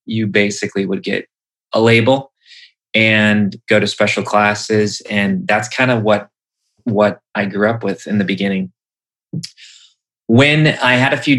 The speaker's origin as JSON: {"language": "English", "region": "Wisconsin", "country": "United States", "tie": "born or raised there", "said": "I grew up in Wisconsin"}